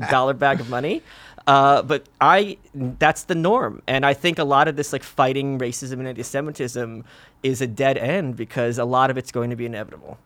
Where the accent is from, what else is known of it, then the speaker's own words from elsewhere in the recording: New York City, New York, United States; also born or lived in Soviet Union; we came here when I was two to Brooklyn.